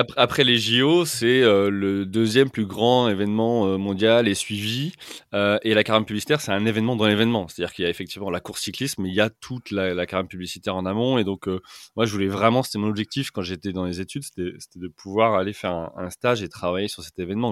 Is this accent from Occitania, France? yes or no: no; Orléans, Centre-Val de Loire, France; moved away as an adult; also born or lived in Paris; now in London, United Kingdom; je suis euh, originaire euh, d'Orléans. j'ai fait toute mon enfance, mon adolescence et le début de ma vie active euh, à Orléans.